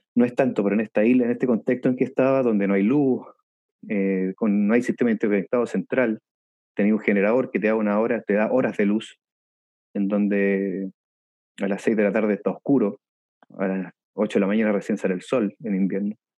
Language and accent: Spanish; Viña del Mar, Valparaíso, Chile; moved away as an adult; also born or lived in Chiloé / Puerto Montt; yo soy oriundo de Viña del Mar